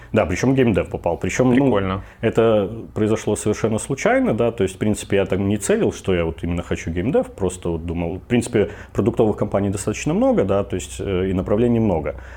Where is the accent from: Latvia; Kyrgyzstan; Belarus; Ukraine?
Belarus; Minsk; я родом из Минска, мне тридцать три года